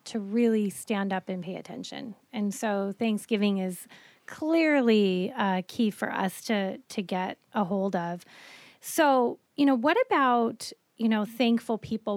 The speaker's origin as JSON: {"language": "English", "region": "Colorado", "country": "United States", "tie": "born or raised there", "moved": "yes", "said": "I grew up in Colorado"}